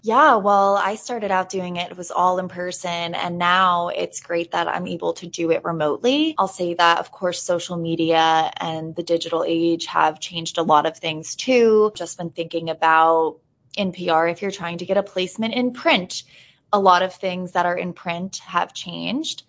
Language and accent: English; Hawley, Pennsylvania, United States; moved away as an adult; also born or lived in Washington, D.C. / New York City / Boston; I enjoyed my experience growing up here